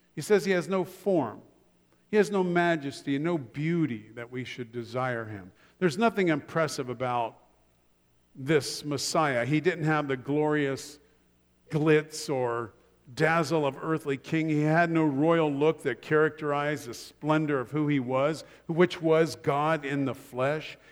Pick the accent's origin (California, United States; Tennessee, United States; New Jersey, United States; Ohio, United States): Ohio, United States; Columbus; moved away; back in Columbus, Ohio, which is my hometown